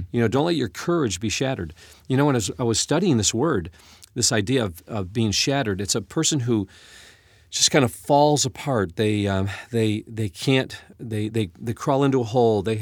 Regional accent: United States; as an American

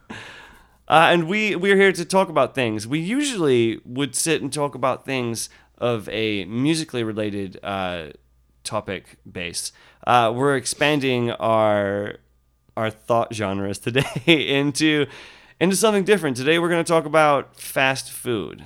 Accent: Yeovil, South West England, United Kingdom; moved away; When I was a child, I grew up in the United Kingdom, and there was one fast food restaurant in our town

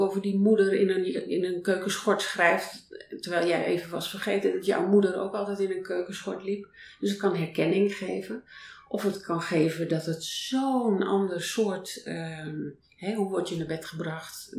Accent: North Holland, Netherlands; moved away; ik ben op een boerderij geboren in Noord-Holland

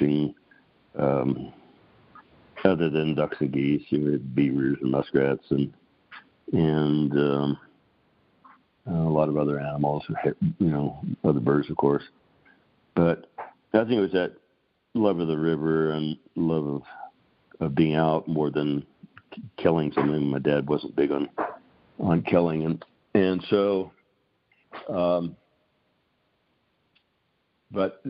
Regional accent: Grand Island, Nebraska, United States; I grew up in Grand Island, Nebraska.

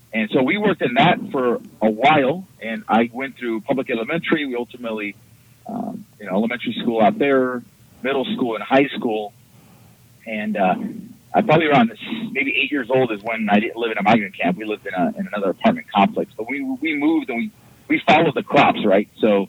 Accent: Mount Vernon, Washington, United States; also born or lived in Hood River, Oregon; now in Oregon, United States; when I was about 6-7 years old, my parents separated and my mom moved me and my brother north and up in the Skagit Valley up in Washington State, just a farming town, just outside of Seattle, called Mount Vernon.

